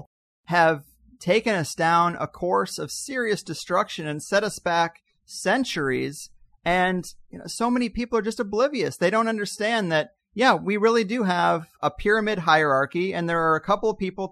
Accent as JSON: {"language": "English", "region": "Missouri", "country": "United States", "tie": "born or raised there", "moved": "yes", "lives_now": "Southern California, United States", "said": "I grew up in Missouri"}